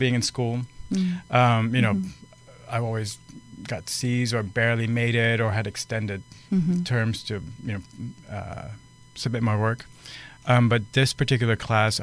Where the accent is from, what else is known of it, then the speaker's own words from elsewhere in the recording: Netherlands; moved away as an adult; now in Los Angeles, United States; I'm from the Netherlands. That's where I was born. I've been in LA since 2007.